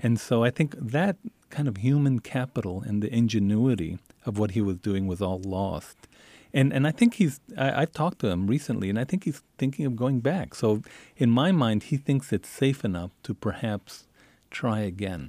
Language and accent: English; El Paso, Texas, United States; when I grew up in Isleta and El Paso, every, every week we would go have dinner in Mexico